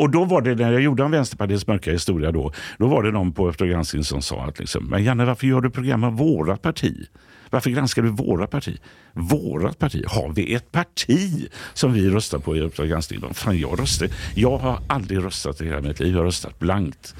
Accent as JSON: {"language": "Swedish", "town": "Gothenburg", "region": "Västra Götaland", "country": "Sweden", "moved": "as an adult", "lives_now": "Stockholm, Sweden", "said": "Hisingen där jag kommer från i Göteborg"}